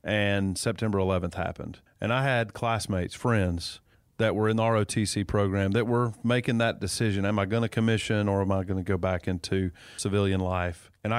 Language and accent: English; Dawsonville, Georgia, United States; You know, I was blessed to be born and raised in Dawsonville, Georgia. I grew up on what I like to call the street of Dawsonville. You know, Dawsonville's a small town.